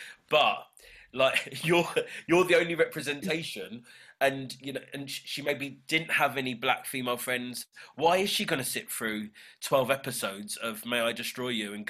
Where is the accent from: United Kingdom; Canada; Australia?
United Kingdom; the mixed race black British experience, like, we're so British